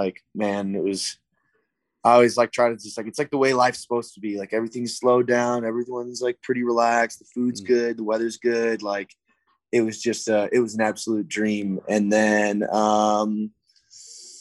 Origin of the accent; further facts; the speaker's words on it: Tucson, Arizona, United States; moved away as an adult; also born or lived in San Diego; my hometown in Tucson